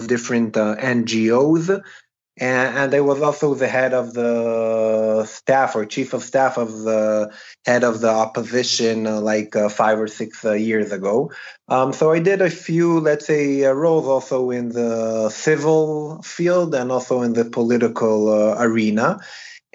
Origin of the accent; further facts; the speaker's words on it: Jerusalem, Jerusalem District, Israel; I was born and raised in Jerusalem.